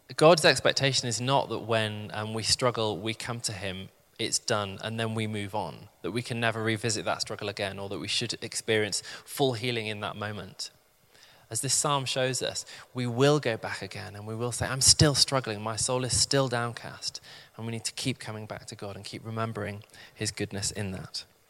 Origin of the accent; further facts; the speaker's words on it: the Midlands, England, United Kingdom; moved away as an adult; now in London, United Kingdom; I'd actually found moving to London quite tricky. I'm from the Midlands